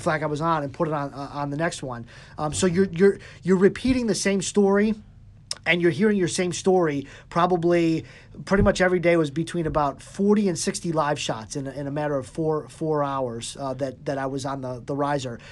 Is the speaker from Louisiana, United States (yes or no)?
no; Cleveland, Ohio, United States; born or raised there